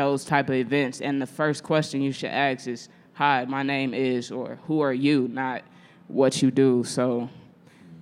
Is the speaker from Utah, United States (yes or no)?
no; St. Louis, Missouri, United States; now in Chicago, United States; I'm from St. Louis, Missouri. If don't nobody know, I'm not from Chicago. I'm a St. Louisan